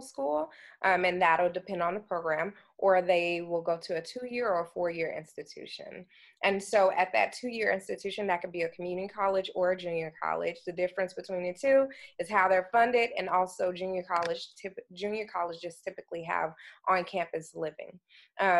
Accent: Dallas, Texas, United States; I'm from Dallas, Texas

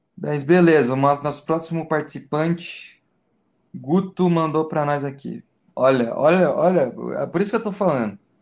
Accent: Brazil; a gente é brasileiro

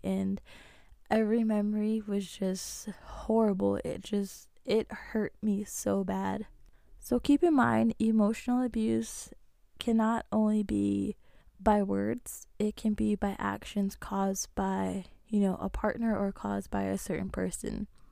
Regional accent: Navajo Nation, United States; I'm Native American, I'm Navajo

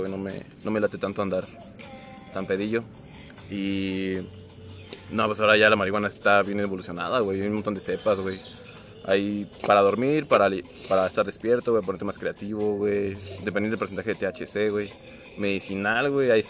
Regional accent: Celaya, Guanajuato, Mexico; Yo soy el de Celaya, güey.

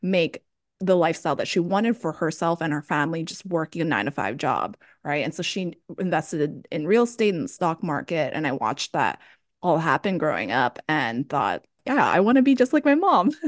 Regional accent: Hawaii, United States; moved away as an adult; also born or lived in Boston, United States; now in San Francisco, United States; I grew up in Hawaii

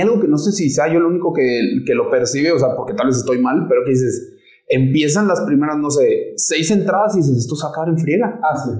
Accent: Guadalajara, Jalisco, Mexico; Yo soy de Guadalajara también. Mi familia es de Sonora

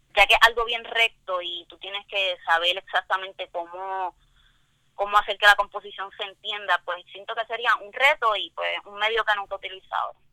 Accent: Toa Baja, Puerto Rico; soy del área de Tua Baja

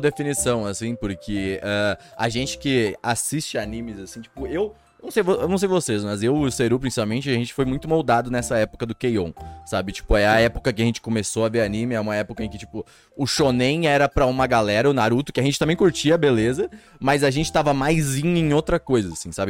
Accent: Brazil; eu não sou de São Paulo, não sou do, dos grandes centros, sabe? Tipo, eu sou bem do interior, na verdade

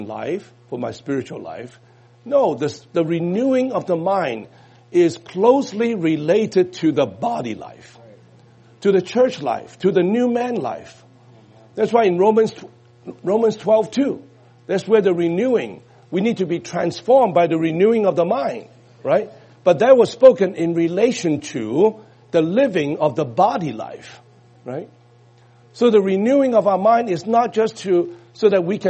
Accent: United States; we're Americans

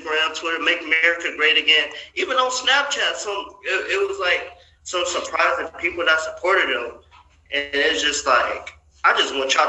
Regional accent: Kenosha, Wisconsin, United States; moved away; my hometown in Kenosha, Wisconsin

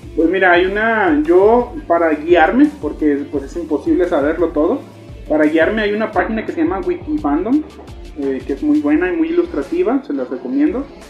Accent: Ciudad Guzmán, Jalisco, Mexico; also born or lived in Chiapas; Originario, nacido en Chiapas, criado y registrado en Ciudad Guzmán, Jalisco.

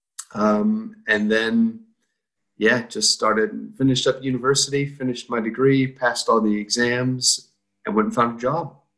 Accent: Iowa, United States; moved away as an adult; now in New Zealand; I came from Iowa, which is right smack in the middle, and not a lot of cities, but we have a lot of small towns

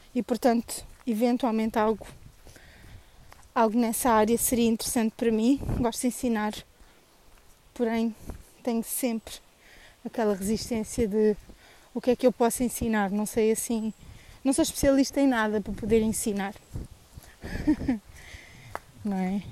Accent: Tomar, Centro, Portugal; Sou tomarense

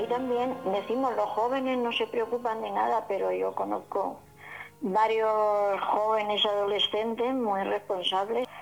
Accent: Jumilla, Region of Murcia, Spain; Yo mi pueblo, en Jumilla, mi pueblo natal

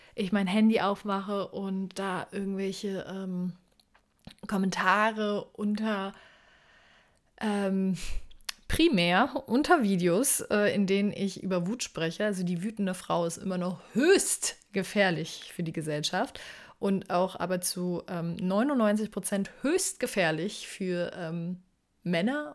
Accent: Berlin, Germany; moved away; ich komme ursprünglich aus Berlin

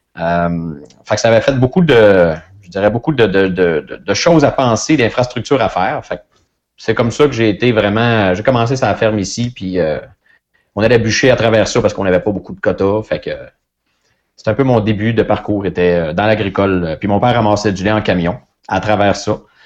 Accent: Saint-Gabriel-de-Brandon, Quebec, Canada; je viens de Saint-Gabriel-de-Brandon, une ferme laitière euh, que mes parents avaient

